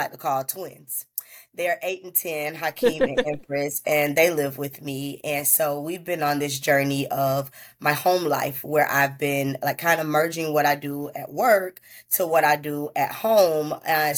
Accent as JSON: {"language": "English", "town": "Tallahassee", "region": "Florida", "country": "United States", "said": "I'm from Tallahassee, Florida"}